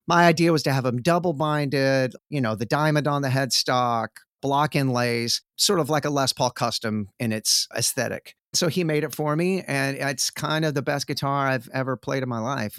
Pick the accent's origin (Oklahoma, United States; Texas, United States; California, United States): Texas, United States; Sherman; now in Austin, United States; born and raised in Texas like I am, I am from a shitty, terrible little shit splat, awful, conservative, racist Republican town